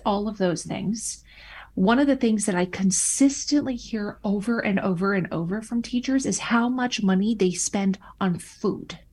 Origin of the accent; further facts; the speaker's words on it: Minnesota, United States; moved away as an adult; I returned back to my home state of Minnesota